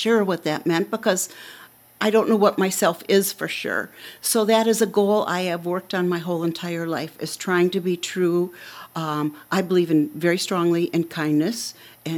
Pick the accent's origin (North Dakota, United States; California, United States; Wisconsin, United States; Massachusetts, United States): Wisconsin, United States; Wausau; moved away as an adult; also born or lived in Virginia / Chicago; I was born and raised in Wausau, so I feel like this is my official hometown.